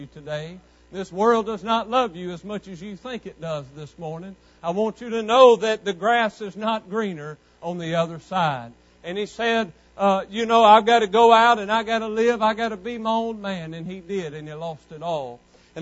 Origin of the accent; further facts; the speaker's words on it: West Monroe, Louisiana, United States; growing up in West Monroe, Louisiana, 16, 17, 18 years old